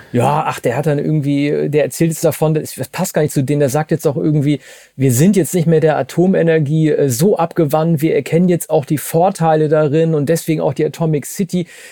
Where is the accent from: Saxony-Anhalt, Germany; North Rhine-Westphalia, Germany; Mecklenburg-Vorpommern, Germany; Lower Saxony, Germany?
Lower Saxony, Germany; Oldenburg, Wilhelmshaven; ich komme ja aus Norddeutschland, Oldenburg, Wilhelmshaven, die Ecke